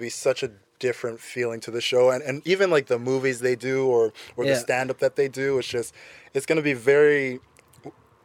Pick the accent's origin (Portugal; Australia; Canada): Canada; as a Canadian